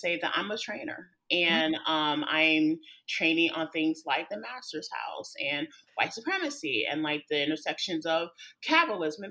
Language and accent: English; North Carolina, United States; Went back home, as I like to say, because I'm from North Carolina